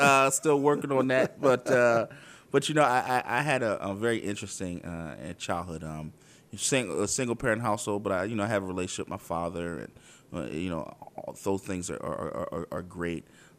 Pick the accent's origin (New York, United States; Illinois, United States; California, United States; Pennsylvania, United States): Pennsylvania, United States; Philadelphia; I grew up in South Philadelphia. I actually grew up on the same block my entire life.